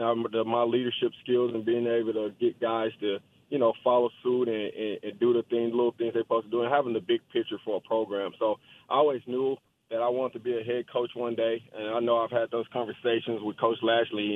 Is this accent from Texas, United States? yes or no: yes; Dallas, Texas, United States; I'm from Dallas. I'm from South Oak Cliff, born and raised